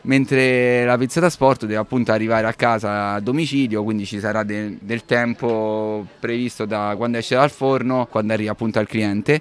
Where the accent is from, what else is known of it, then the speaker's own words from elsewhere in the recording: Rome, Lazio, Italy; moved away as an adult; also born or lived in England / Milan; essendo romano